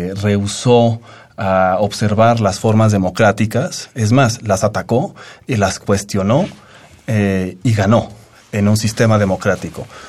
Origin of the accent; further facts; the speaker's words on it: Mexico; Como mexicanos